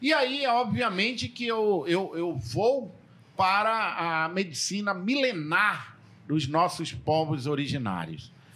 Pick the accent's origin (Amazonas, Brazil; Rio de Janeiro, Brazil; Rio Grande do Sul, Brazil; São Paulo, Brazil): Amazonas, Brazil; Tefé; eu crescia, eu sou de Tefé